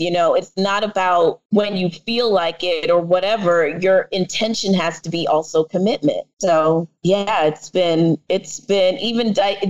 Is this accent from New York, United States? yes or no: yes; The Bronx, New York, United States; So my parents, my family is Jamaican, and I am from the Bronx.